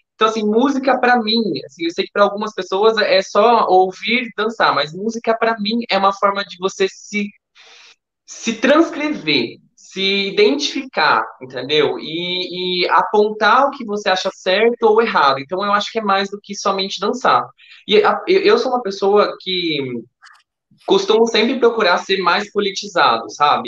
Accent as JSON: {"language": "Portuguese", "town": "Campinas", "region": "São Paulo", "country": "Brazil", "lives_now": "Hortolândia, Brazil", "said": "Eu era de Campinas, eu mudei recentemente para Hortolândia"}